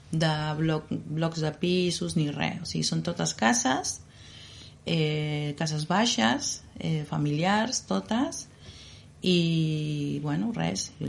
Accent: Jáuregui, Buenos Aires Province, Argentina; Catalan is a second language; now in Gelida, Spain; Nosaltres vam néixer en un poble que està a 70 quilòmetres de Buenos Aires, que es diu Jauregui. És un poble petit

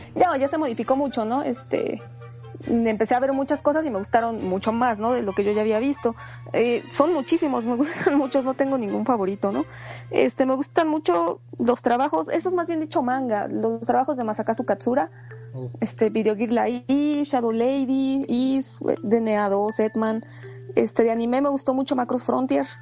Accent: Puebla, Mexico; now in Mexico City, Mexico; soy una cosplayer que vive en el DF, soy originaria de Puebla

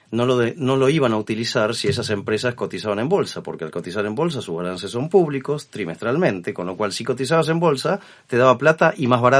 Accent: Argentina; Yo soy argentino

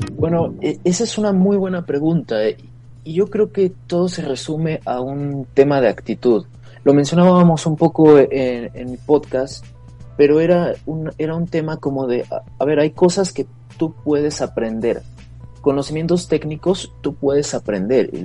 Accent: Mexico

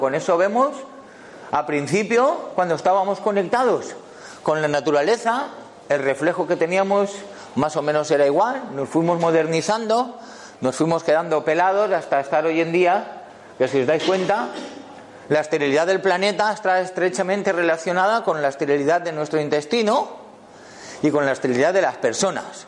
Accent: Valencia, Valencian Community, Spain; yo vengo de Valencia

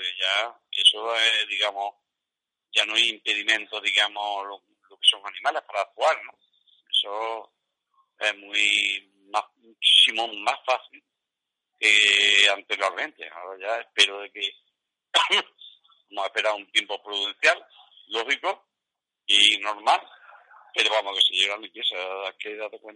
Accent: Fuente Palmera, Andalusia, Spain

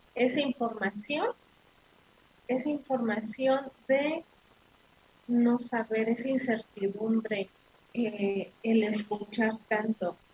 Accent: Mexico; los mexicanos así somos los mexicanos somos solidarios, los, mexicanos somos hermanos

